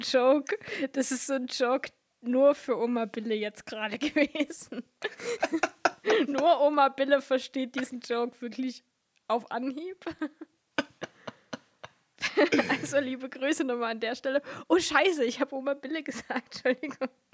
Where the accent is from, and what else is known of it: Vogtland, Germany